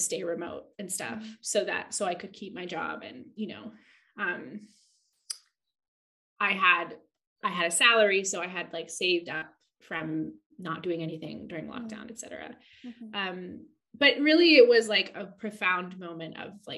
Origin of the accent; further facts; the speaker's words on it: California, United States; moved away as an adult; also born or lived in Santa Cruz, California / London, England; now in Margate, United Kingdom; I grew up in California by the ocean, and I went to university in Santa Cruz by the ocean